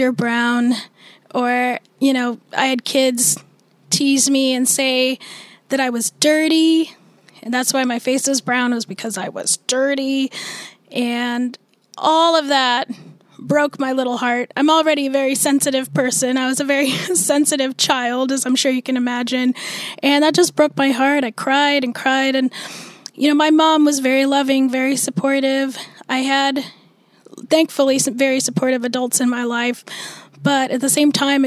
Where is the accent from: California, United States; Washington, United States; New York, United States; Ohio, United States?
Washington, United States; Snohomish; also born or lived in Calcutta, India; I was adopted into an American family, a Caucasian American family, as an infant. And I grew up in Snohomish, Washington, so a little north of Seattle. But I've lived in Washington my whole life.